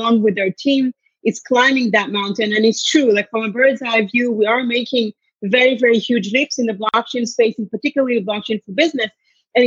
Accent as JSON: {"language": "English", "country": "Israel", "tie": "born or raised there", "also_born_or_lived": "Tel Aviv", "moved": "yes", "lives_now": "Canada", "said": "I'm originally from Israel, but I'm Canadian born"}